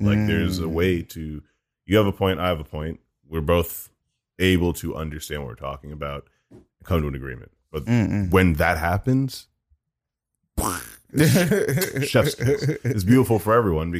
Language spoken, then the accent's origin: English; United States; as an American black guy